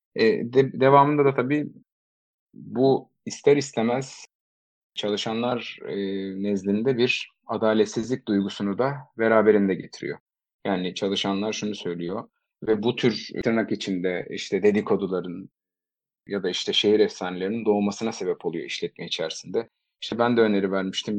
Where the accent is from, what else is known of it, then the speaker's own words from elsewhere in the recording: Eskişehir, Turkey; moved away as an adult; also born or lived in Istanbul; 1987 Eskişehir doğumluyum. İstanbul macerama üniversite yıllarıyla birlikte başladım.